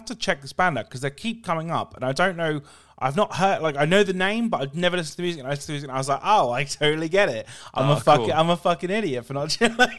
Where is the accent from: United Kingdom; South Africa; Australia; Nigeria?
United Kingdom; East Anglia, East of England; I'm from East Anglia, right?